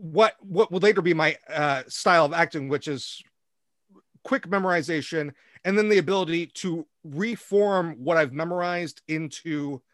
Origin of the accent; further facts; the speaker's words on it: Dayton, Ohio, United States; born there; I was born in Dayton, Ohio.